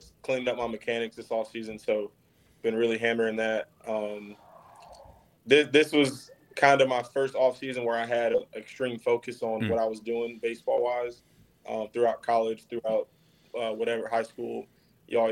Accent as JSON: {"language": "English", "town": "Jacksonville", "region": "Florida", "country": "United States", "tie": "born or raised there", "said": "being in Jacksonville, for me personally, I've grown up here. I've lived here for 25 years now"}